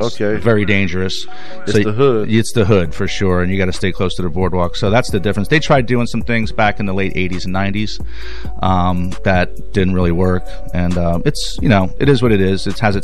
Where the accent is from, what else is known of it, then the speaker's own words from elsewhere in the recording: Sea Bright, New Jersey, United States; moved away as an adult; now in Florida, United States; I grew up in New Jersey, 34 years in New Jersey.